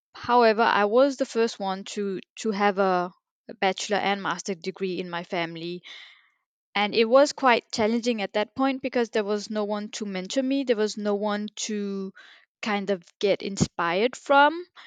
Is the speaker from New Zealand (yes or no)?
no; Denmark; born and raised in Denmark